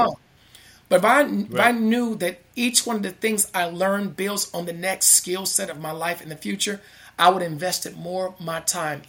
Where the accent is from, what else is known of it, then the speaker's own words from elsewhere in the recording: Chicago, Illinois, United States; the school where I grew up in Inglewood, is it South Chicago